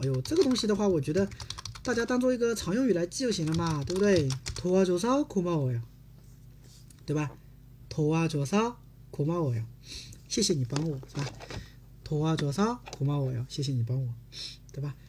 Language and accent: Chinese; South Korea; Chinese is a second language; 我，韩国人